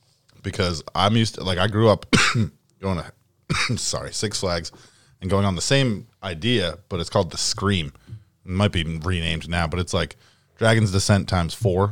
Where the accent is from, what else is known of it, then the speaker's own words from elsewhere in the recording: Haverhill, Massachusetts, United States; So, like, Haverhill's 15 minutes away from Salem, New Hampshire. And so I grew up right near Canobie Lake.